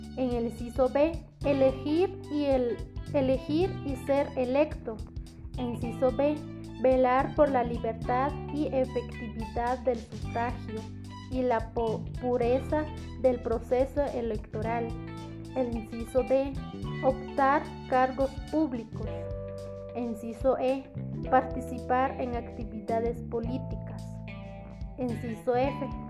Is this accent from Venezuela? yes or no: no; Guatemala; como ciudadano guatemalteco